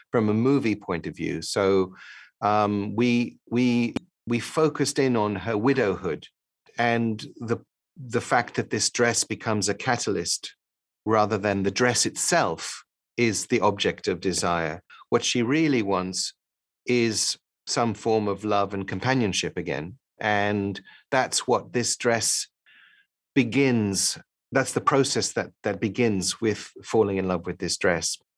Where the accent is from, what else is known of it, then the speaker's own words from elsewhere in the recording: Paris, Île-de-France, France; also born or lived in London, United Kingdom; I grew up partly in Paris and partly in London.